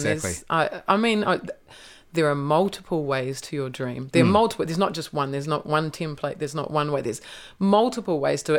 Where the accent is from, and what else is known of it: Gisborne, New Zealand; born or raised there